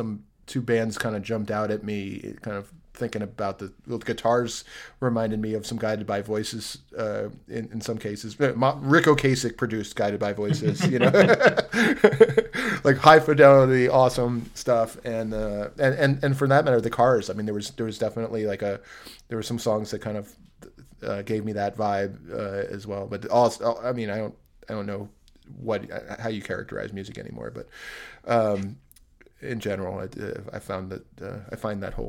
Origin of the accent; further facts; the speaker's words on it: United States; also born or lived in Teaneck, New Jersey; I was born in New York, which I was